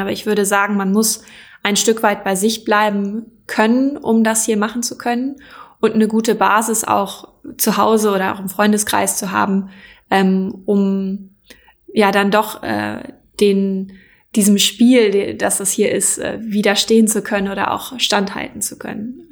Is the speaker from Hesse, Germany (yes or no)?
no; Schleswig-Holstein, Germany; ich komme tatsächlich aus der Ecke